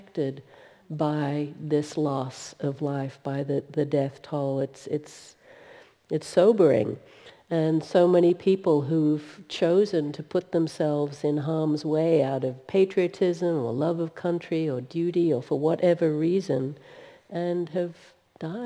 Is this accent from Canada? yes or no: no; Australia; now in United States; I'm actually from Australia